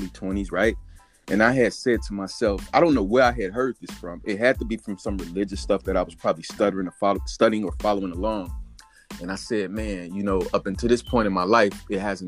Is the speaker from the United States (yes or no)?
yes; United States; I was born here in the United States of America